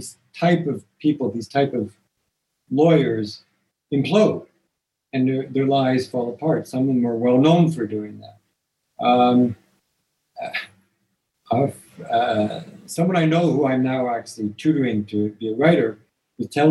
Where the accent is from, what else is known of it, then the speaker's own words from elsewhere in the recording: Toronto, Ontario, Canada; I grew up in Toronto